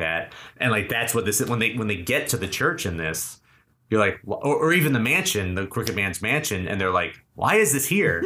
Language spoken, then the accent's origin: English; Keene, New Hampshire, United States; now in Los Angeles, United States; I grew up in Keene, New Hampshire